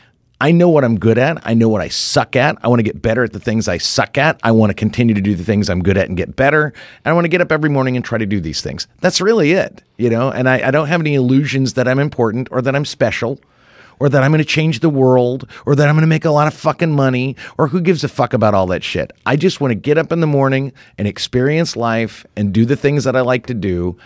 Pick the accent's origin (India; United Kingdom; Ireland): Ireland; I'm Irish.